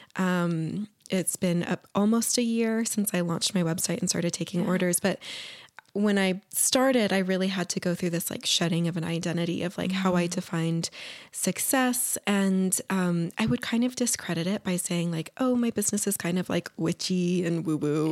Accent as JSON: {"language": "English", "town": "Ogden", "region": "Utah", "country": "United States", "tie": "born or raised there", "said": "I grew up in Ogden"}